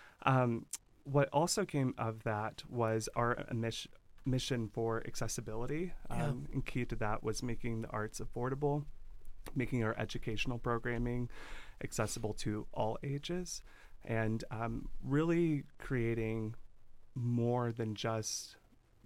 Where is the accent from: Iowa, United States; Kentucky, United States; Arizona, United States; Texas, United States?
Kentucky, United States; Louisville; moved away as an adult; also born or lived in Los Angeles, California; now in Bend, United States; I grew up in Louisville, Kentucky, small town